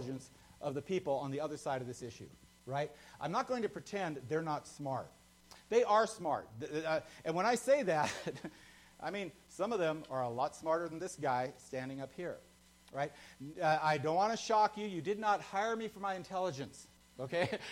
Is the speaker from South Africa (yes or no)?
no; United States; I was born American. I have citizenship by birth